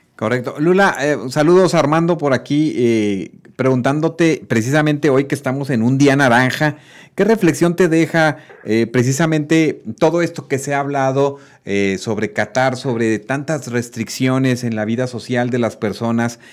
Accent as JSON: {"language": "Spanish", "country": "Mexico", "said": "como mexicanos"}